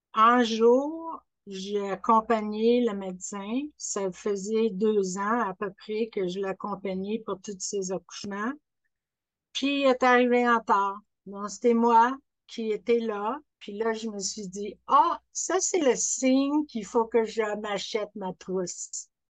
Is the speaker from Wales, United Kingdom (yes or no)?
no; Scotland, United Kingdom; French is a second language; now in Quebec, Canada; je suis née en Écosse